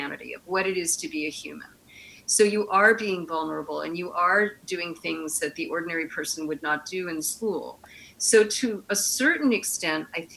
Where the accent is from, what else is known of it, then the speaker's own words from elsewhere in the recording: East Coast, United States; moved away as an adult; also born or lived in New York / Los Angeles; I grew up on the East Coast